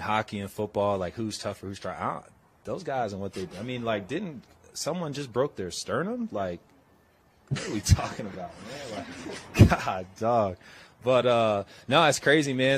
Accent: South Florida, United States; moved away; also born or lived in Boston; I grew up in South Florida

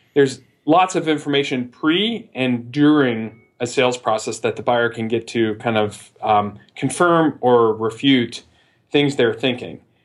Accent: Midwest, United States; moved away as an adult; also born or lived in New York / Chicago / San Francisco; I always maintained my Midwestern roots

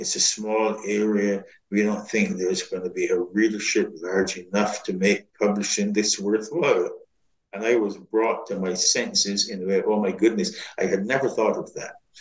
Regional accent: Barbados; moved away as an adult; now in United States; when I was growing up in Barbados

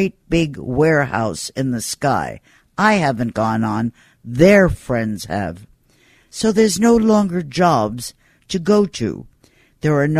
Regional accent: New York, United States; I'm a New Yorker. Born, bred, educated, schooled, work in New York

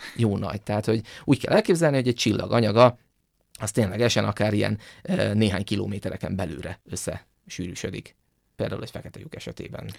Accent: Hungary; mi magyarok vagyunk

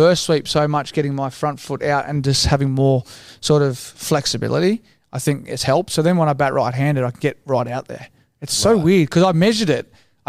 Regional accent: Sydney, New South Wales, Australia; also born or lived in Paddington, Sydney; I grew up in Matraville.

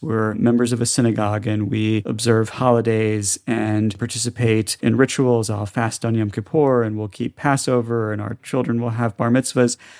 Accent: the South, United States; moved away; I grew up in the South as the only Jewish kid in school

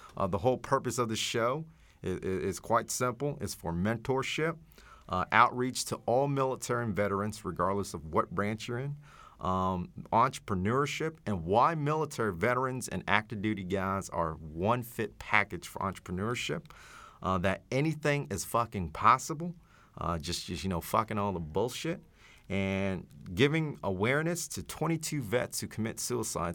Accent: Dallas, Texas, United States; growing up in Oak Cliff and Dallas

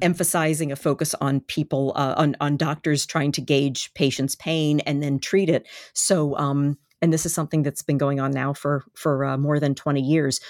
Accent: Baltimore, Maryland, United States; it is my, uh, my hometown

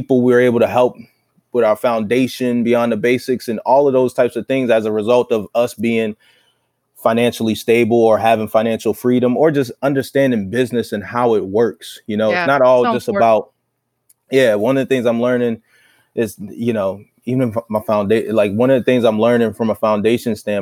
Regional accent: Baltimore, Maryland, United States; moved away as an adult; now in New England, United States; Baltimore, my hometown

